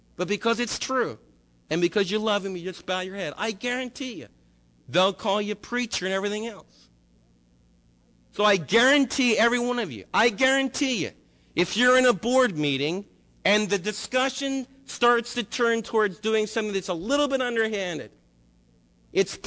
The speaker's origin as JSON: {"language": "English", "country": "United States", "said": "us as American believers"}